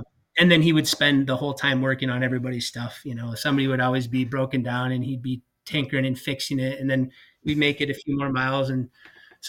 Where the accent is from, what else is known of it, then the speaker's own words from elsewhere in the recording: Cross Lake, Minnesota, United States; I grew up right in Cross Lake, Minnesota. So it's central Minnesota